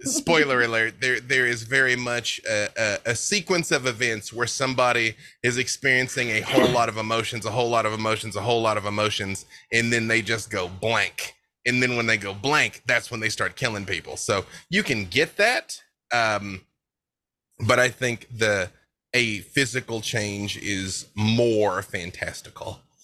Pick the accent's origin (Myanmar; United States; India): United States; Arkansas; I'm from Arkansas